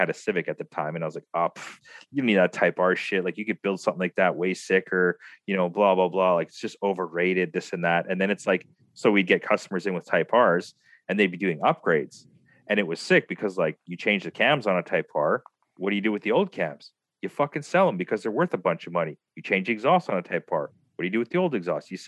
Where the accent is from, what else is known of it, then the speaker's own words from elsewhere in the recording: Philippines; I'm Filipino